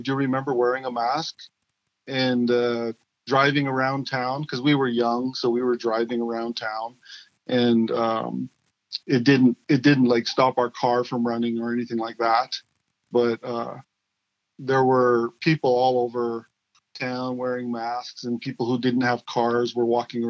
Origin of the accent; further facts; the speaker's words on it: Browning, Montana, United States; I was 17 years old, and I was living in my hometown of Browning, Montana, on the Blackfeet Reservation, which is about 40 miles south of the Canadian border and about 12 miles from Glacier National Park.